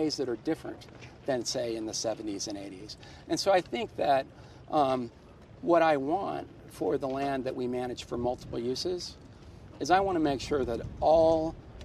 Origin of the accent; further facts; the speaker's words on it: Rifle, Colorado, United States; moved away; Where I grew up in Rifle